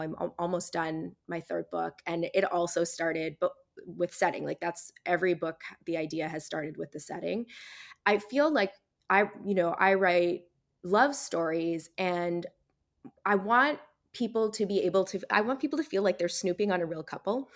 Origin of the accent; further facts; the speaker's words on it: Barry's Bay, Ontario, Canada; moved away; also born or lived in Toronto, Canada / Australia; I grew up in Barry's Bay